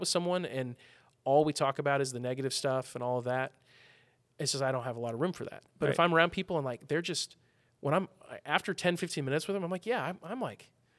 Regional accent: Midwest, United States; I'm from the Midwest

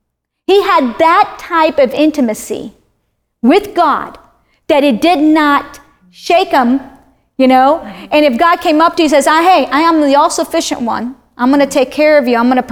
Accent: Miami, Florida, United States; I'm in this area that I'm from Miami.

